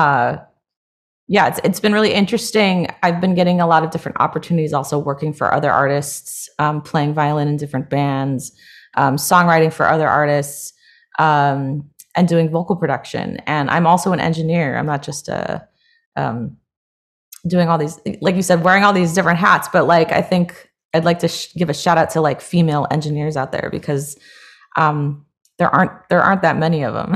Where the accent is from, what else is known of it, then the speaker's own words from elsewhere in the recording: Hawaii, United States; now in Los Angeles, United States; I grew up in Hawaii